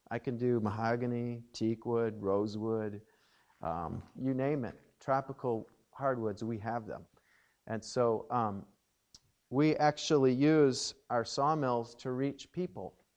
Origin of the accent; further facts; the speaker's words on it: Watertown, Wisconsin, United States; I grew up in Watertown, Wisconsin, and uh, was born at St. Mary's Hospital there in Watertown